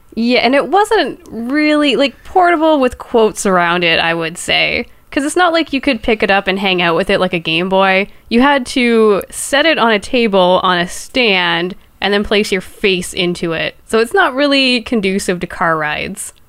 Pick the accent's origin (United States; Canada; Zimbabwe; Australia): Canada; I'm Canadian